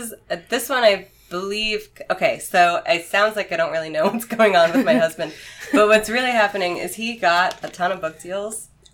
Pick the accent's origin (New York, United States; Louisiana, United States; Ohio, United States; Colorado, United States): New York, United States; New York City; I grew up in New York City.